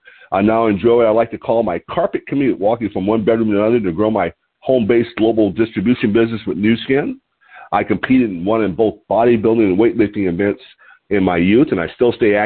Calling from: Lompoc, California, United States; I'm calling in from Lompoc, California, which sits 54 miles north of Santa Barbara on California's beautiful Central Coast.

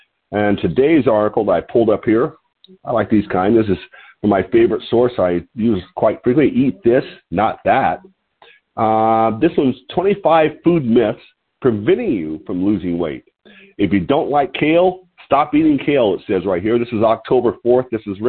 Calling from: Lompoc, California, United States; I'm calling in from Lompoc, L-O-M-P-O-C, Lompoc, California, which sits 54 miles north of Santa Barbara on California's beautiful central coast.

